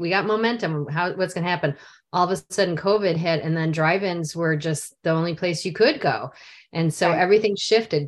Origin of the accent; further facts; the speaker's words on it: near Chicago, Illinois, United States; I grew up near Chicago